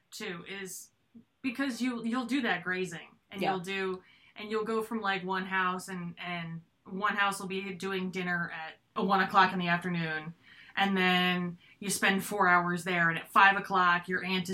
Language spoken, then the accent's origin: English; United States; we're American